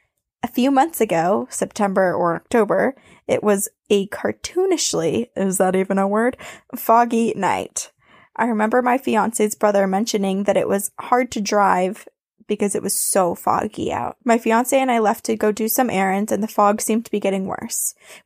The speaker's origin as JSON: {"language": "English", "region": "Massachusetts", "country": "United States", "tie": "born or raised there", "said": "I grew up in Bridgewater Triangle in Massachusetts."}